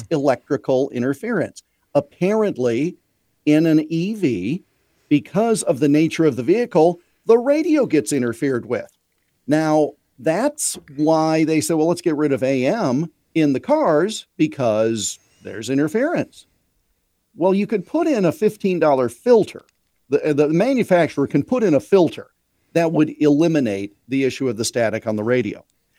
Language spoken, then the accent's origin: English; Iowa, United States; when I was a little kid, growing up in Central Iowa, it was cold for Halloween one year.